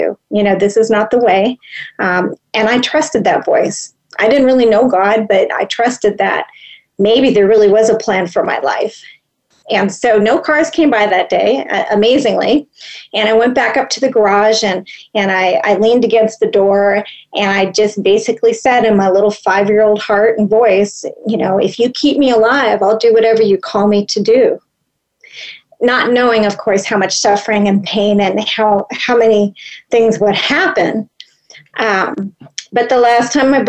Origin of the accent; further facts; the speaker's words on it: Los Angeles, California, United States; I grew up in Los Angeles, in the heart of Los Angeles, a long time ago.